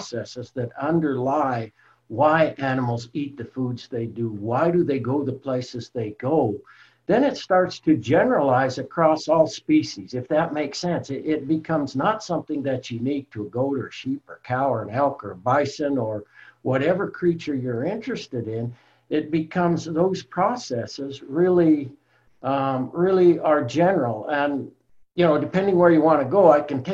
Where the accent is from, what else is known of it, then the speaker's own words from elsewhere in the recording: Colorado, United States; I'm from Colorado originally, grew up in the mountains there in Colorado